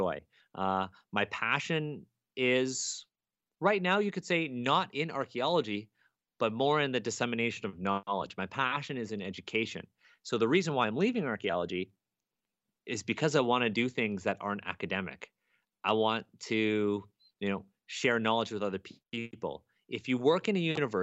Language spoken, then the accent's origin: English; Toronto, Ontario, Canada; I'm a Chinese Canadian kid. I grew up here in Toronto, and I really don't speak Chinese